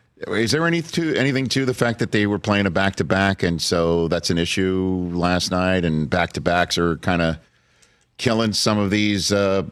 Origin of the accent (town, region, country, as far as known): New York, United States; accent: New York